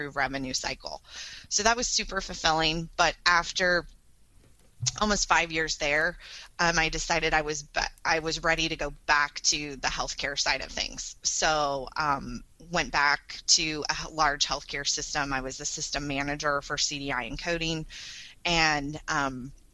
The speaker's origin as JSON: {"language": "English", "region": "Northern California", "country": "United States", "tie": "born or raised there", "said": "this is my hometown where I grew up. And it was 130-bed small community hospital"}